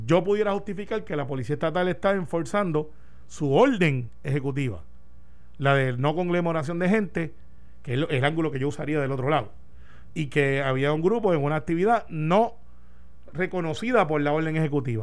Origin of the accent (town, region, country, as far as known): Puerto Rico